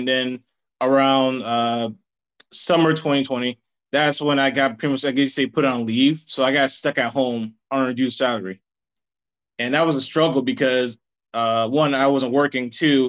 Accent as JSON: {"language": "English", "region": "South Carolina", "country": "United States", "said": "From South Carolina."}